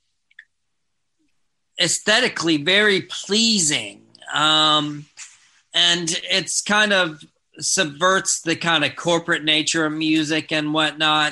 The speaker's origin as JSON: {"language": "English", "town": "Ruston", "region": "Louisiana", "country": "United States", "said": "I'm also from Ruston, but I'm a little younger than those guys."}